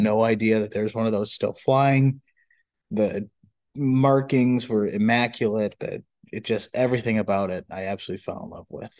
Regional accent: Iowa, United States; also born or lived in Minnesota; we're both from Iowa

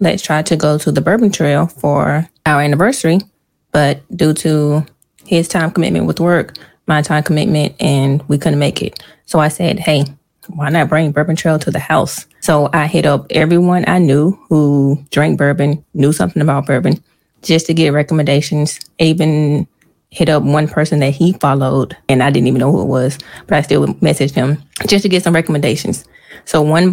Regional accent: Rocky Mount, North Carolina, United States; We're both from Rocky Mount, North Carolina. And we went to the same middle school, went to different high schools

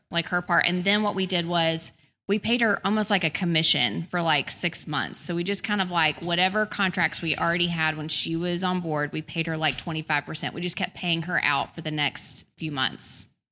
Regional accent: Birmingham, Alabama, United States; also born or lived in Tuscaloosa, Alabama; I grew up in Birmingham. I lived in Tuscaloosa till I was five

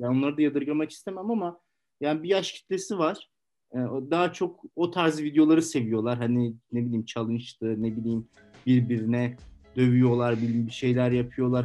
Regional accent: Turkey; moved away as an adult; now in Poland; Dedim ben Türk'üm dedim. Türkiye'den geliyorum

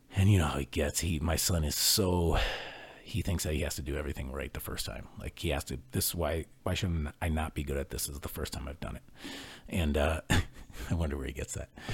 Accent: Ohio, United States; I grew up in Ohio

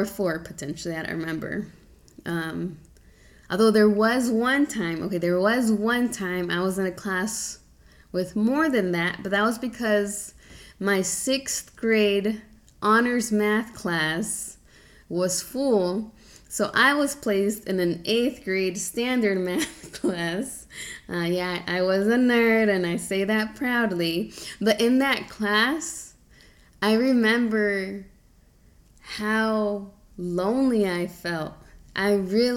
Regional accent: Charlotte, North Carolina, United States; accent: Southern twang; I was born in Charlotte, North Carolina, which is in the South. I sometimes got the Southern twang every now and then, but my parents actually met here in Charlotte

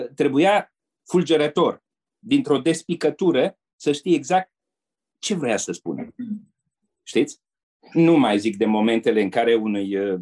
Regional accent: Romania; moved away as an adult; also born or lived in Asia / Brussels; o spunem ca români, mândri de tradițiile și trăsăturile noastre

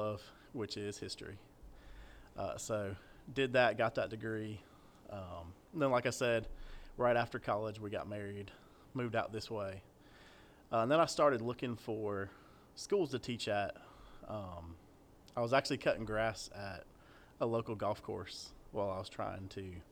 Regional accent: Atlanta, Georgia, United States; moved away as an adult; now in Smithfield, United States; grew up in Atlanta

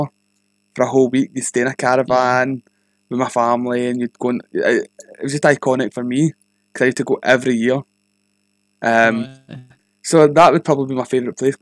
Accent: Glasgow, Scotland, United Kingdom; I'm from Glasgow, Scotland

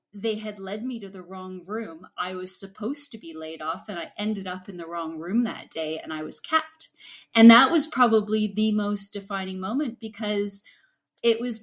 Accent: Ottawa, Ontario, Canada; I was from Ottawa, didn't have the French background

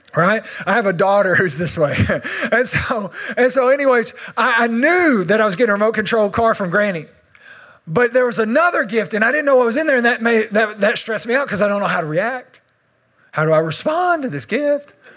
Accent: Texas, United States; I'm Texan

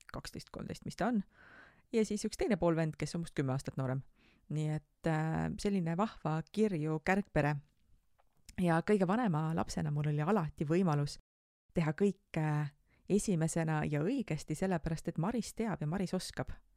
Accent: Tartu, Tartu County, Estonia; ma olen Tartust pärit

